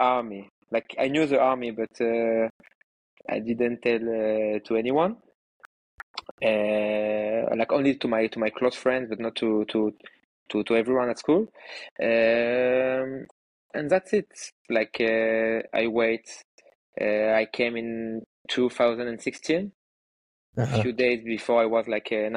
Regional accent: Nîmes, Occitania, France; moved away as an adult; also born or lived in Israel; now in Tel Aviv, Israel; I'm from France. I'm from the south, from a small town called Nîmes.

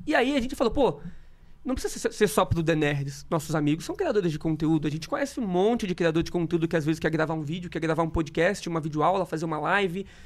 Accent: interior of Rio de Janeiro, Brazil; moved away; also born or lived in Espírito Santo; Então eu morava no interior do, do Rio de Janeiro lá. Eu nasci em Espírito Santo, interior do Rio, depois meus pais tiveram que se mudar

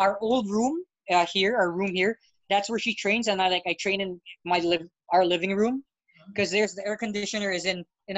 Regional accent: Philippines; first language English; I'm Filipino, and when they find out I'm born and raised here, and then I always have to say that, yeah, I actually learned English first

